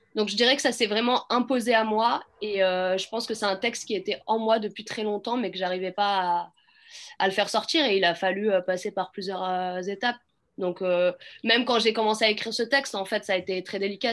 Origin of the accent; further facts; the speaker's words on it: Clichy-sous-Bois, Île-de-France, France; J'ai grandi à Clichy-sous-Bois.